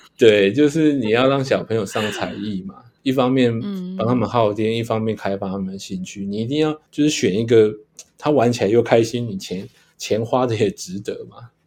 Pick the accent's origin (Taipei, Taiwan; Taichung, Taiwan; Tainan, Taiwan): Taipei, Taiwan; 那我一个人是跟我妈在台北两个人生活这样